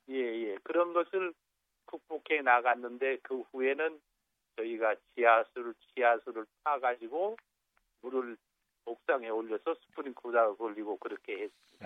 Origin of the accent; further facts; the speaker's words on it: Jeju, South Korea; 우리 고향에